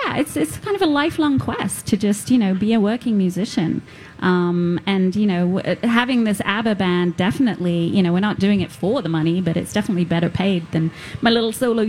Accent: London, United Kingdom; now in Minnesota, United States; I'm going to go back to London to see friends and family.

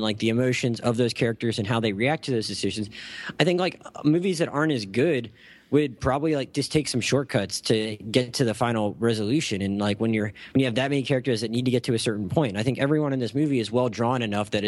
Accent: Gulf Breeze, Florida, United States; my hometown in Florida

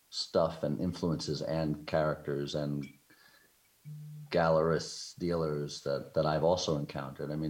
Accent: New York, United States; I grew up in New York

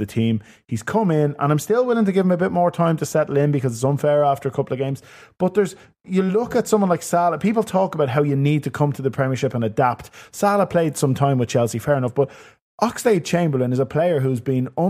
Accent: Ireland

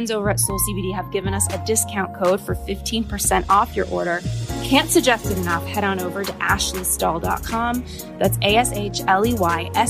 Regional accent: New York City, New York, United States; I hit a low as a New Yorker, Ethan, just the other day.

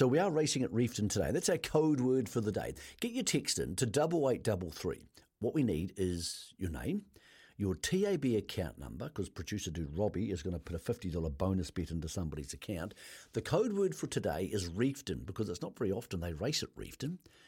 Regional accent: Greymouth, West Coast, New Zealand; moved away; But I'm actually a Southern man, so I know the South doesn't claim me anymore, but I'm from Greymouth, so that makes you your Southern man.

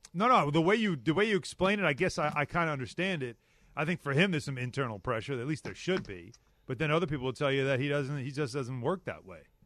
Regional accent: Long Island, New York, United States; I grew up on Long Island, the ocean right there

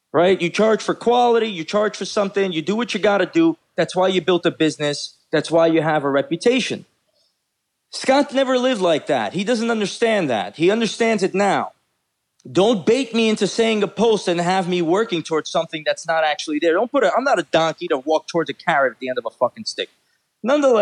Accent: Baku, Azerbaijan; moved away; I am from Baku, Azerbaijan.

